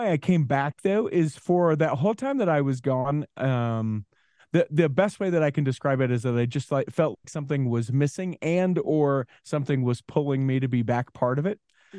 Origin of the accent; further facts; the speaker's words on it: Utah, United States; Born and raised in Utah.